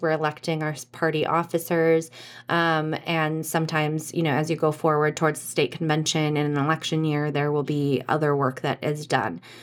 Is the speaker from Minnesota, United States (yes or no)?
yes; Anoka, Minnesota, United States; I'm from Anoka.